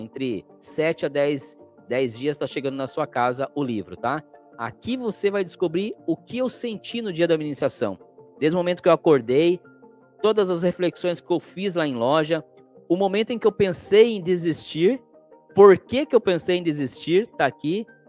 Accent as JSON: {"language": "Portuguese", "town": "Cananéia", "region": "São Paulo", "country": "Brazil", "said": "Eu sou de Cananéia, litoral sul, tá? é uma ilha"}